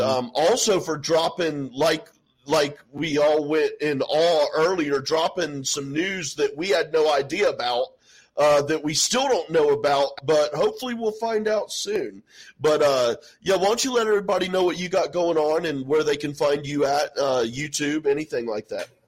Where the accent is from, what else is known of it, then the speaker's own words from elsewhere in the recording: Houston, Texas, United States; I grew up in North Houston